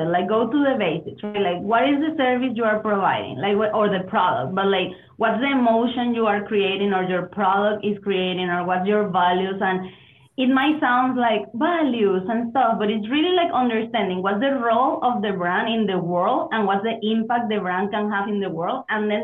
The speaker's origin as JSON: {"language": "English", "country": "Venezuela", "also_born_or_lived": "Germany / Mexico / Spain / United States", "second_language": "English", "moved": "as an adult", "said": "I'm originally from Venezuela"}